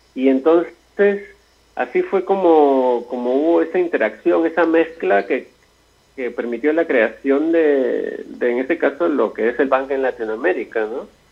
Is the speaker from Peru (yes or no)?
yes; Lima, Peru; el distrito donde yo nací San Martín de Porres